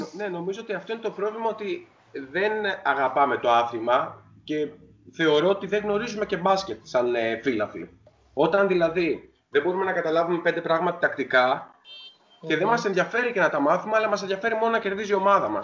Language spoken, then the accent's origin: Greek; Greece; εμείς σαν Έλληνες